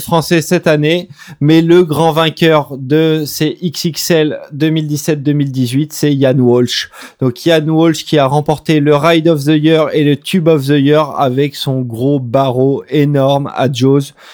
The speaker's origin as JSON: {"language": "French", "country": "France", "said": "en tant que Français, on est un petit peu déçu"}